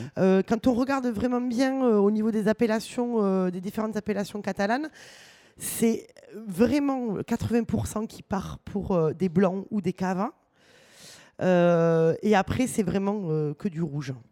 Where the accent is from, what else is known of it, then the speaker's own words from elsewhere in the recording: Toulouse, Occitania, France; chez nous à Toulouse